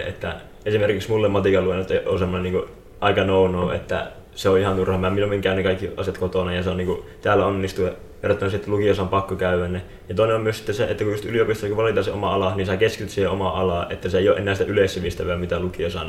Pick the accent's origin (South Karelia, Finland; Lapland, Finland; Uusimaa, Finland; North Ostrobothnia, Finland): North Ostrobothnia, Finland; Liminka; mä oon Limingasta, eli tästä ihan läheltä myöskin